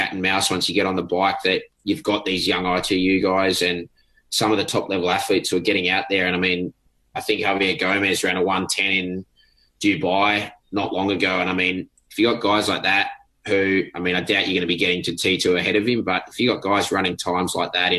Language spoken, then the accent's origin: English; Sydney, New South Wales, Australia; growing up in Sydney, I mean, it's definitely not flat